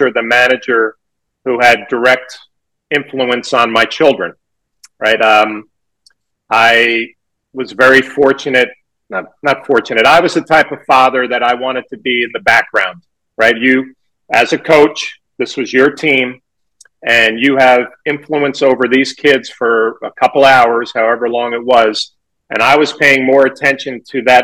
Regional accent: New York, United States; growing up in New York

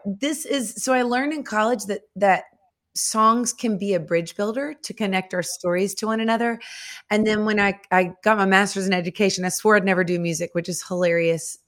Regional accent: Nashville, Tennessee, United States; I am from Nashville, Tennessee. I was born and raised here.

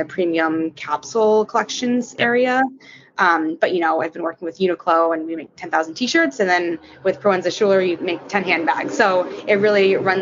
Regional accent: New York City, New York, United States; I was born and raised in New York City, still living here

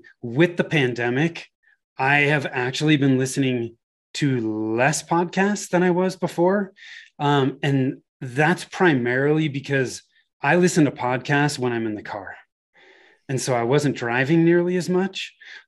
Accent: Bay Area, Northern California, United States; moved away as an adult; now in Denver, United States; I was born and raised in Northern California in the Bay Area.

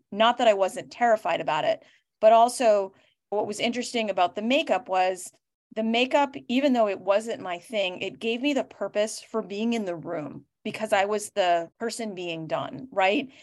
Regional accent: Boston, Massachusetts, United States; I am from Boston

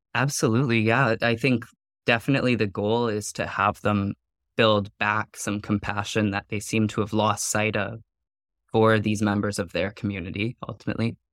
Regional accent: Vanderhoof, British Columbia, Canada; moved away; I grew up in Vanderhoof

